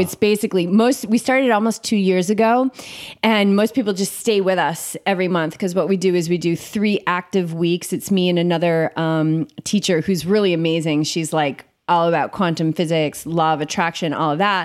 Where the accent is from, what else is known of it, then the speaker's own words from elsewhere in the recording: Cape Cod, Massachusetts, United States; moved away as an adult; also born or lived in Boulder, Colorado; I grew up in Cape Cod